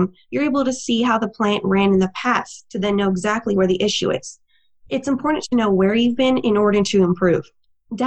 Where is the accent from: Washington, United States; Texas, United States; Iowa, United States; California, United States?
Texas, United States; also born or lived in overseas; I myself am a native Texan, born and raised in Texas for the most part, but I also lived overseas a little bit when I was younger.